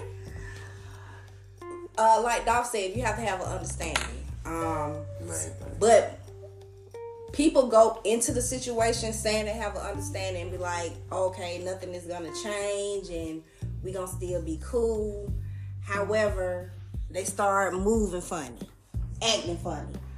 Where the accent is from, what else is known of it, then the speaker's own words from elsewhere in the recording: Atlanta, Georgia, United States; I'm from Atlanta.